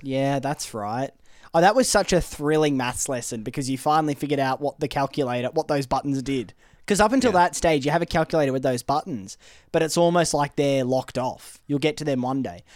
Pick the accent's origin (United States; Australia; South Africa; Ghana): Australia; growing up in Australia